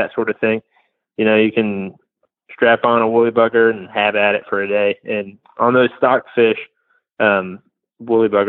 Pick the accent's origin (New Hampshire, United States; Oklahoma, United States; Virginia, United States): Virginia, United States; Waynesboro; now in Lynchburg, United States; I grew up in Waynesboro